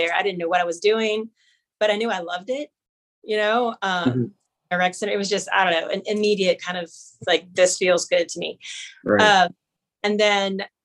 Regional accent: New Orleans, Louisiana, United States; I am born and raised in New Orleans, Louisiana. And I've lived here, like I said, I've lived here my entire life.

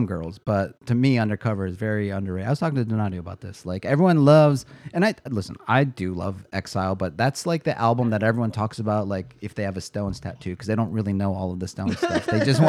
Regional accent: Detroit, Michigan, United States; moved away as an adult; I'm from Detroit, but I only lived there again for a little bit before I split out here.

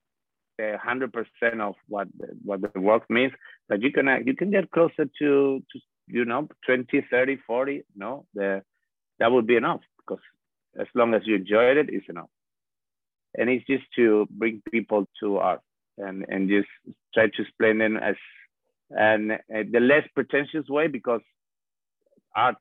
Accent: Spain; English is a second language; moved away as an adult; now in New York, United States; I'm born by the sea in a very warm country

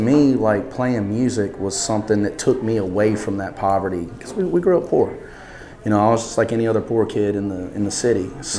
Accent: Baker, Louisiana, United States; I grew up in Baker, Louisiana

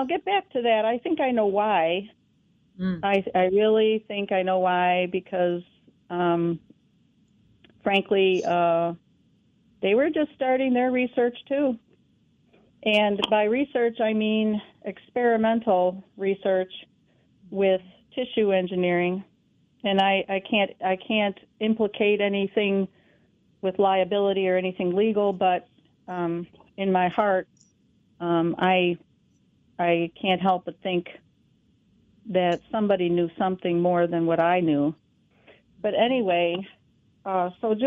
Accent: New York, United States; moved away; I'm from New York State

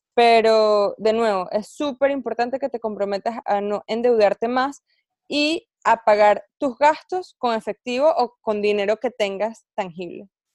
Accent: Venezuela; now in United States; venezolana viviendo en Estados Unidos

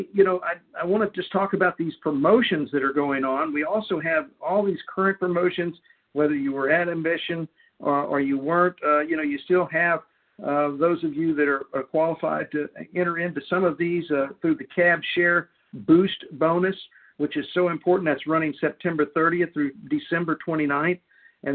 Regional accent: Houston, Texas, United States; my hometown, Houston, Texas

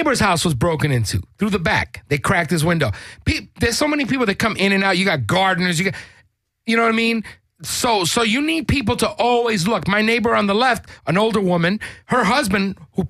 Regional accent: New York City, New York, United States; moved away; also born or lived in Puerto Rico; I'm Puerto Rican. I grew up in New York City in the projects

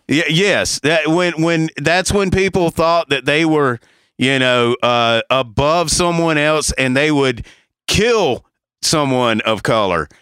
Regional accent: the South, United States; if you grew up where we grew up in the South

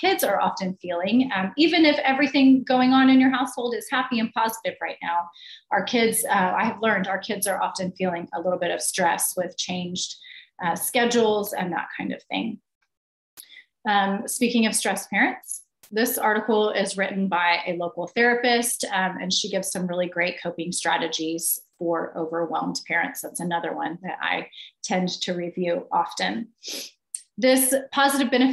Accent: Oklahoma City, Oklahoma, United States; I grew up in Oklahoma City and remember going to the Cowboy as a kid on field trips

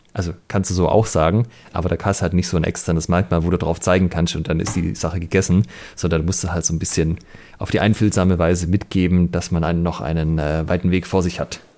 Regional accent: Germany; bei uns in Deutschland

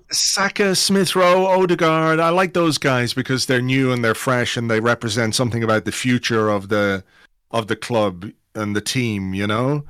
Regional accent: England, United Kingdom; a kid who grew up in England. I was born in England

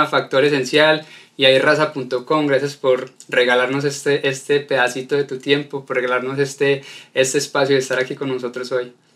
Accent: Colombia; Soy colombiano

